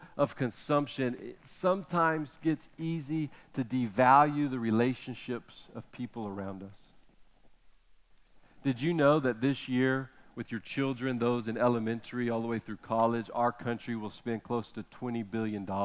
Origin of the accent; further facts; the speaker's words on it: United States; as American parents